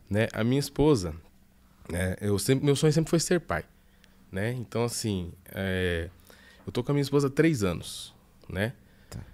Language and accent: Portuguese; Mato Grosso, Brazil; moved away; Como um bom mato-grossense